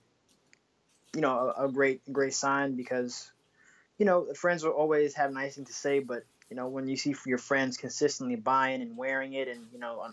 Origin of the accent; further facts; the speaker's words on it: Bay Area, California, United States; now in Washington, DC, United States; I'm originally from the Bay Area